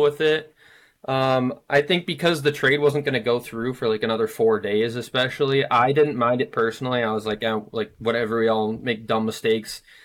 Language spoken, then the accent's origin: English; Minnesota, United States; moved away as an adult; also born or lived in Hawaii; now I'm living back in Minnesota, born and raised in Minnesota